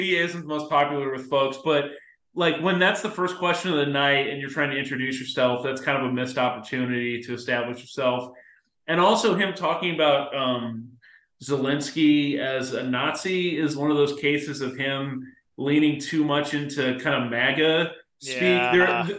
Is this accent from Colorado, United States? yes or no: no; Missouri, United States; now in Iowa, United States; my home state of Missouri